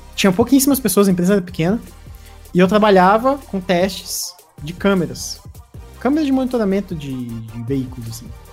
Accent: interior of Paraná, Brazil; moved away as an adult; now in Curitiba, Brazil; eu não sou de Curitiba, eu sou do interior do Paraná.

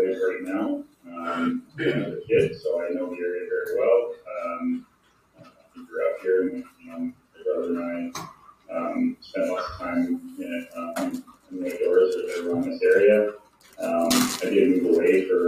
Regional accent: North Bay, Ontario, Canada; I'm from North Bay, Ontario

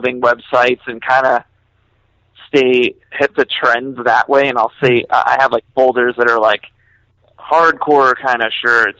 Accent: Florida, United States; moved away as an adult; also born or lived in New York; when I moved back to Florida, because I'm from Florida, I moved to New York to work for Merch Now and Equal Vision

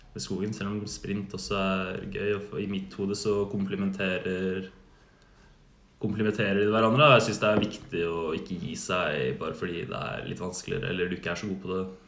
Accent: Oslo, Norway; moved away as an adult; now in Uppsala, Sweden; jeg flyttet fra Oslo

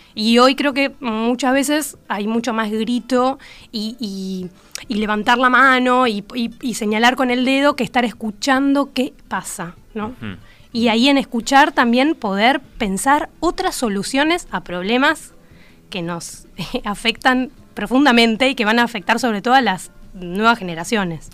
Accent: La Plata, Buenos Aires Province, Argentina; moved away as an adult; now in Uruguay; soy platense con que vivo

